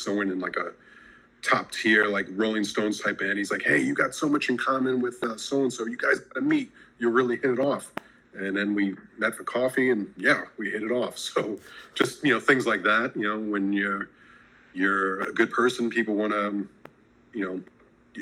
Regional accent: New York City, New York, United States; now in Los Angeles, United States; growing up in New York City and then now

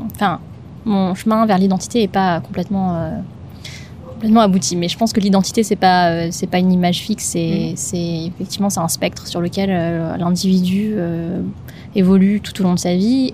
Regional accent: Madagascar; moved away as an adult; now in France; je suis née à Madagascar et euh, je suis venue euh, en France, ça fait 12 ans maintenant

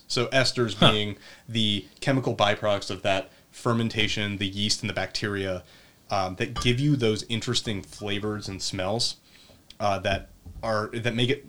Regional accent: Pennsylvania Dutch country, United States; I'm from Pennsylvania Dutch country.

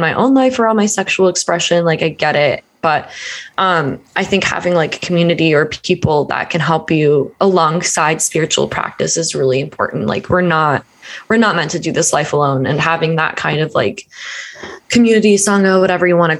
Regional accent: Deep South, United States; I was raised in the Bible Belt in the Deep South

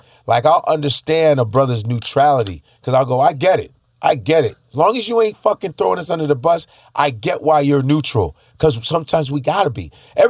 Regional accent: the South, United States; But that's just the way I talk. I'm from the South, Skip.

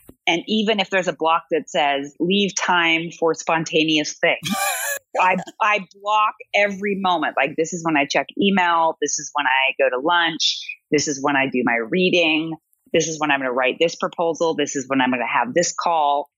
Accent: Everett, Washington, United States; I grew up in Everett, Washington

